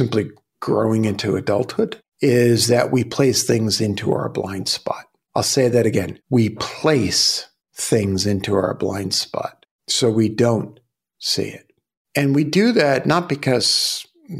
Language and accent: English; New York City, New York, United States; I grew up in Brooklyn